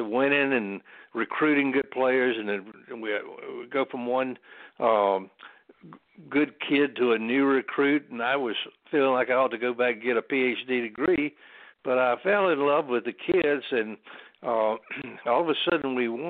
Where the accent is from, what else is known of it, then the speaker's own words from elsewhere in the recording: North Carolina, United States; I'm a redneck from North Carolina. I've lived here all my life. My father was a minister.